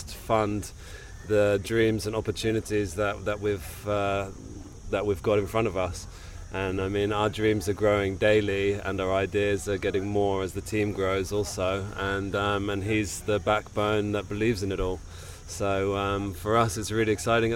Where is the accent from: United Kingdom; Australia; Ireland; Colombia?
United Kingdom; Cambridge, East of England; moved away as an adult; now in Ibiza, Spain; I'm from Cambridge. It's pretty flat around there, and there's no sailing.